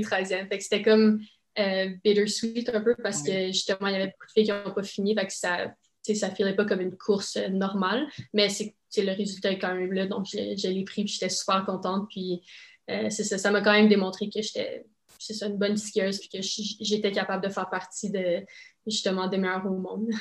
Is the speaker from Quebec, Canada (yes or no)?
no; Saint-Isidore, Ontario, Canada; first language French; J'habite à Saint-Isidore, en Ontario. Donc, c'est vraiment une région euh, complètement francophone. Mes parents sont francophones aussi